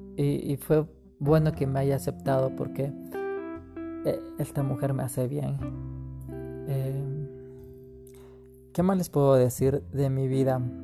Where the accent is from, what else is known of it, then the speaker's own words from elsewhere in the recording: Quito, Pichincha, Ecuador; nací en Quito, Ecuador, en 1983, en una cuna cristiana